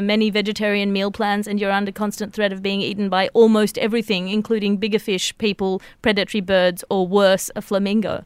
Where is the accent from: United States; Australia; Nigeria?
Australia; as an Australian